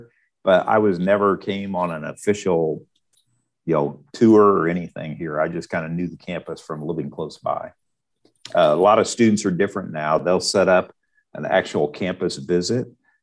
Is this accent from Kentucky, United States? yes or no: no; Higginsville, Missouri, United States; I'm actually live and I'm from Higginsville, which is just up the road. So I knew all these schools from growing up